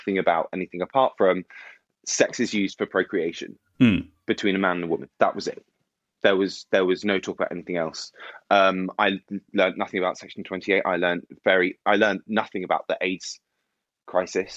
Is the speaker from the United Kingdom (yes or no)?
yes; Bournemouth, South West England, United Kingdom; So I grew up just outside of Bournemouth, which is on the south coast of England.